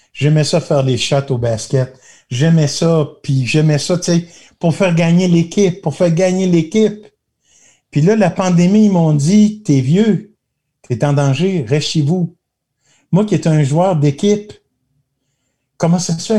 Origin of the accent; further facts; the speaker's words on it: Magog, Quebec, Canada; quand j'étais assis chez nous à Magog, là, sur le trottoir